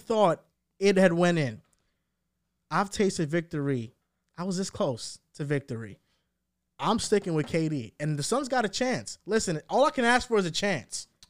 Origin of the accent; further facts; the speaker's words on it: New Jersey, United States; I'm from New Jersey